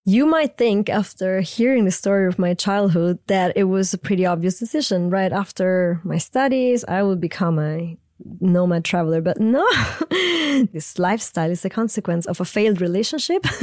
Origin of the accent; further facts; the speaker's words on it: central Italy near Rome, Lazio, Italy; English is a second language; moved away; I grew up in central Italy near Rome on the coast with a German mother, Italian father